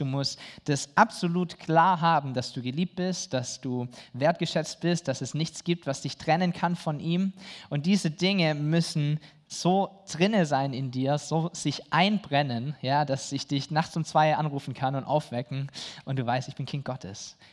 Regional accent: Germany

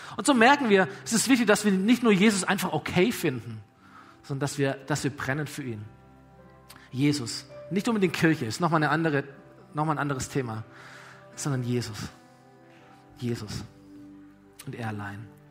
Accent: Aalen, Baden-Württemberg, Germany; VfR Aalen damals, meine Heimatstadt

